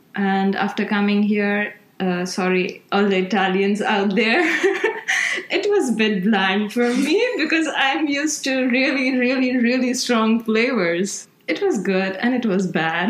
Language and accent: English; Gujarat, India; moved away as an adult; also born or lived in Maharashtra; now in Milan, Italy; I come from Gujarat, like which is like central, and I stayed in Maharashtra, which is central south